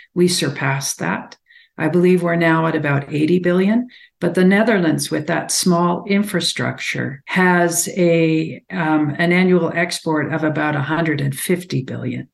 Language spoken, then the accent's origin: English; Alberta, Canada; I come from Alberta, so I have a perspective here